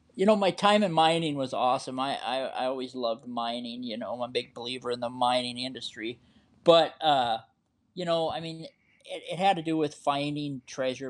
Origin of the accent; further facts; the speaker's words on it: Montana, United States; I was born and raised in Montana